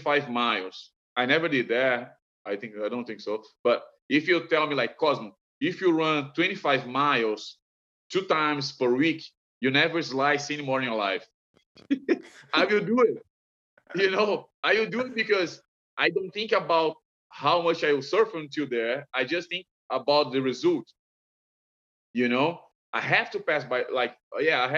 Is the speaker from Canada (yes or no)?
no; Brazil; moved away; I'm from Brazil